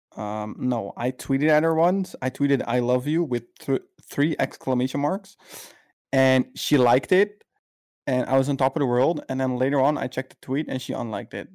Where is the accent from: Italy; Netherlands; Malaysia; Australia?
Netherlands; I'm from the Netherlands